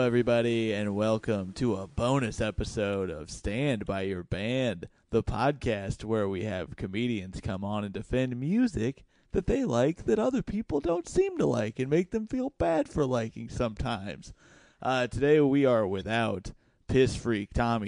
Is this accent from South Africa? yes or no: no; Indiana, United States; I'm from Indiana